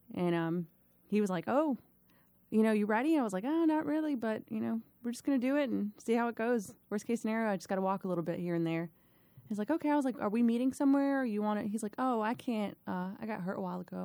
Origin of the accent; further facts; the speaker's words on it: Miami, Florida, United States; moved away as an adult; now in Virginia, United States; I was born in Miami, Florida, born and raised Miami, Florida, uh, twenty-plus years there.